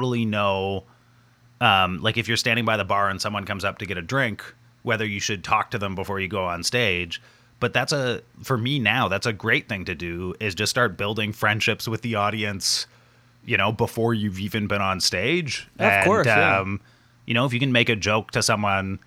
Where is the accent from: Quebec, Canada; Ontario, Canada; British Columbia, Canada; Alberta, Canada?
Ontario, Canada; moved away as an adult; also born or lived in Montreal; I was born in Ontario. I went to McGill